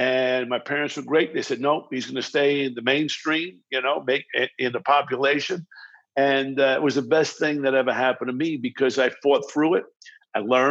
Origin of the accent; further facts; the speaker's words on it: Baldwin, New York, United States; accent: New York, New Jersey vibe; moved away as an adult; also born or lived in Brooklyn, New York; now in Los Angeles, United States; I was born in Brooklyn, New York, and raised in Baldwin, Strong Island